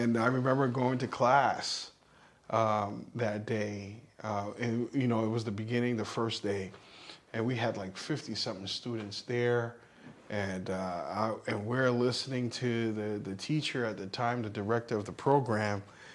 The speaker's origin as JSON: {"language": "English", "town": "New York City", "region": "New York", "country": "United States", "tie": "born or raised there", "said": "growing up where I grew up in New York City"}